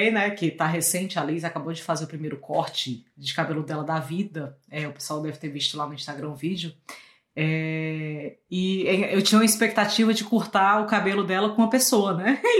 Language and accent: Portuguese; Fortaleza, Ceará, Brazil; also born or lived in Rio de Janeiro; now in Canada; Aí eu mudei de cidade, né? Saí de Fortaleza, fui pro Rio. E agora, quem vai cortar meu cabelo? E aí eu tive que testar. E daí do Rio pro Canadá